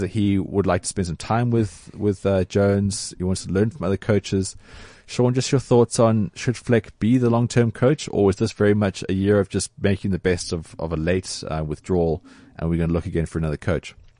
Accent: South Africa; as a South African

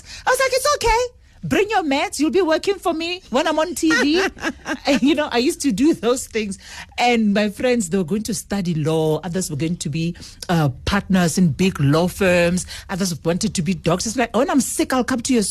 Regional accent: Seshego, Limpopo, South Africa; moved away as an adult; also born or lived in Lebowakgomo, Limpopo; now in Johannesburg, South Africa; I was born in Seshego. That's where I grew up. And eventually my family moved to Lebowakgomo. And after that, then I went to boarding school

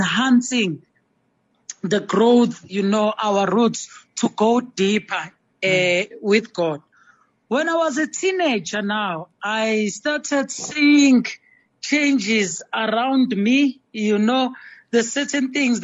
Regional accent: Durban, KwaZulu-Natal, South Africa; I grew up in Durban, KwaMashu

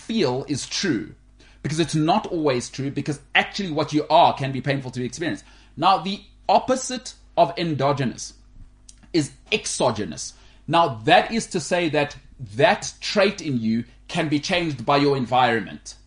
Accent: Canada; now in South Africa; we're both Canadian

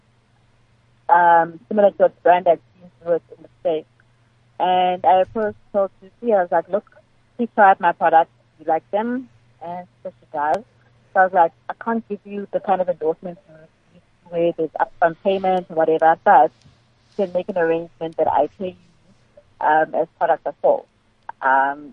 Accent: Nelspruit, Mpumalanga, South Africa; moved away; my hometown of Nelspruit

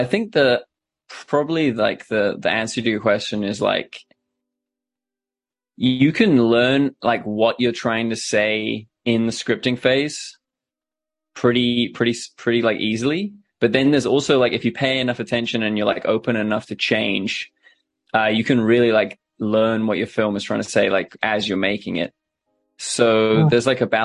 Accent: New Zealand; I'm a filmmaker from New Zealand

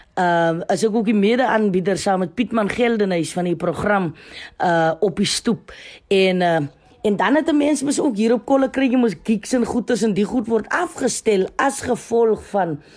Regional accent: South Africa; ons as Suid-Afrikaners

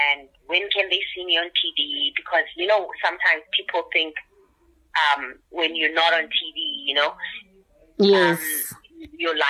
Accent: Soweto, Gauteng, South Africa; I'm from Soweto. I'm from the township

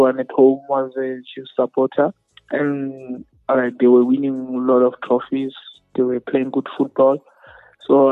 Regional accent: Limpopo, South Africa; we're from Limpopo.

